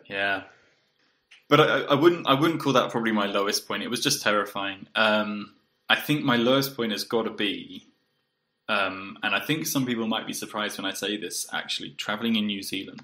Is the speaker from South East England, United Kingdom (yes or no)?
yes; South East England, United Kingdom; moved away as an adult; also born or lived in Poland / Bulgaria / Colombia; I grew up in the southeast of England, uh, but I moved out maybe 10 years ago and uh, have lived in Poland, Bulgaria, Colombia.